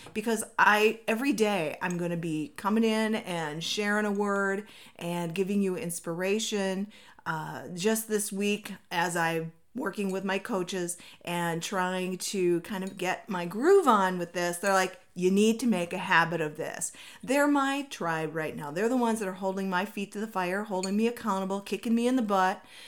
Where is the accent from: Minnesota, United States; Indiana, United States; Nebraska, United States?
Minnesota, United States; now in Arizona, United States; I come from Minnesota where it rains, like, all the time